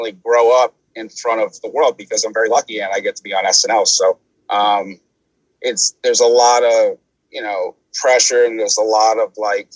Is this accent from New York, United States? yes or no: yes; New York City, New York, United States; I'm from Staten Island